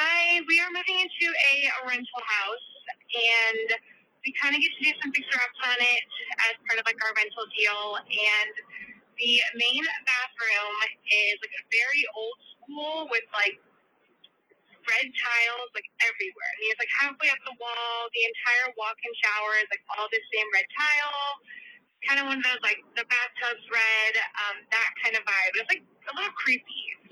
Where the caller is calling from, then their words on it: Central Valley of California, United States; I'm calling from the Central Valley of California.